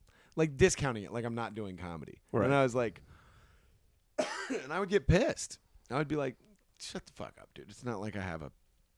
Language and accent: English; Hutchinson, Kansas, United States; born or raised there